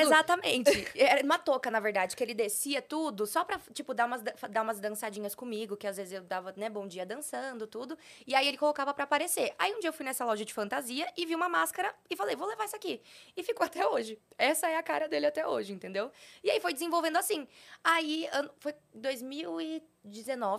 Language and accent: Portuguese; Poá, São Paulo, Brazil; moved away as an adult; now in São Paulo, Brazil; Eu sou de São Paulo, só que eu, eu falo interior, mas não é interior. É Poá, é a cidade onde eu nasci, que é perto ah, de Mogi das Cruzes